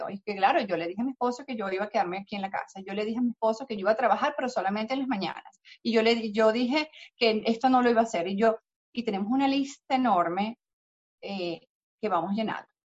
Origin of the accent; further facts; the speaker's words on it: Texas, United States; Yo, como nací y crecí en Texas, tengo esposo, primo, cuñado, hermano, y me va a servir de trampolín de referencia.